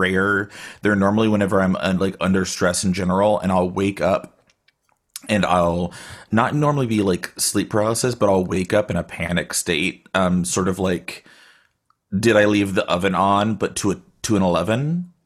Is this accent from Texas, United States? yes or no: yes; Austin, Texas, United States; now in Bay Area, United States